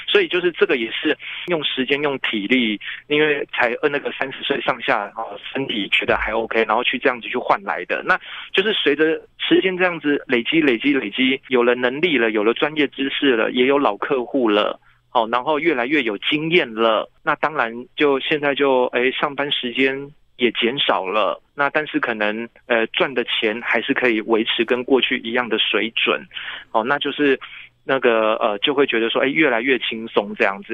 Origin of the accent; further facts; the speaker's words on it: Taipei, Taiwan; 因为我是台北人